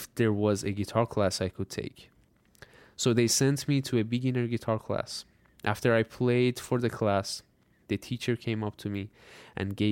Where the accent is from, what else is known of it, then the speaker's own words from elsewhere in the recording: Iran; moved away; I was born in Iran